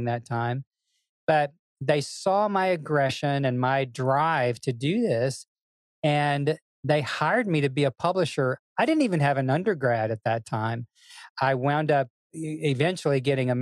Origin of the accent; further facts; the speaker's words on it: Memphis, Tennessee, United States; But I grew up in a Southern family in Memphis, Tennessee.